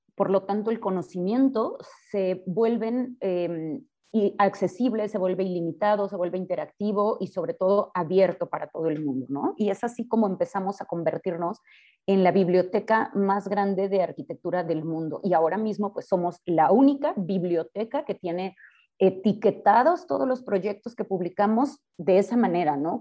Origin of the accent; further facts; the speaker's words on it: Guadalajara, Jalisco, Mexico; yo soy de Guadalajara, yo estudié acá en el ITESO